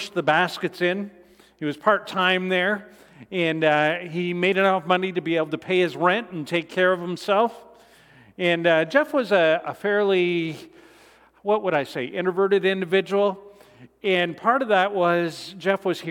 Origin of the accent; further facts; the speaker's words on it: Canada; I'm Canadian as well